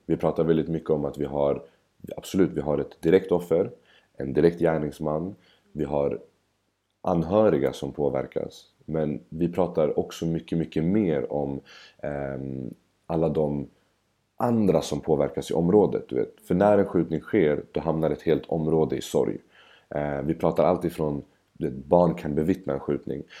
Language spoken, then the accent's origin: Swedish; Stockholm, Stockholm County, Sweden; Bredäng där jag kommer ifrån